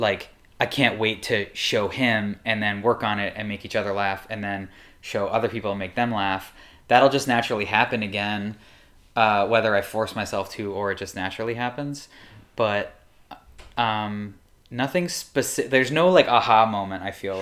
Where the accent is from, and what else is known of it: Welland, Ontario, Canada; born or raised there; moved away as an adult; also born or lived in New York